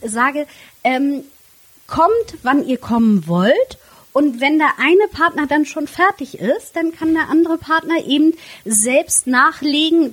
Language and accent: German; Flensburg, Schleswig-Holstein, Germany; da ich ähm, gebürtige Flensburgerin bin